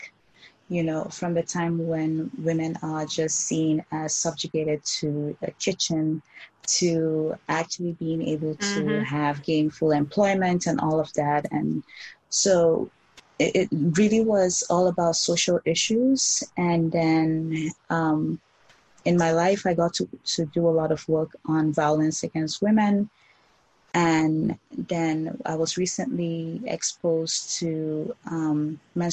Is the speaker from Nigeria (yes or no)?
yes; Nigeria; I grew up in Nigeria